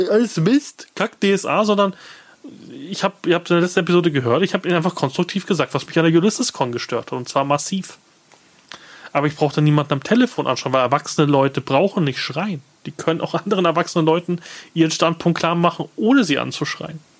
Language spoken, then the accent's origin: German; Munich, Bavaria, Germany; Ich, gut, ich komme aus München.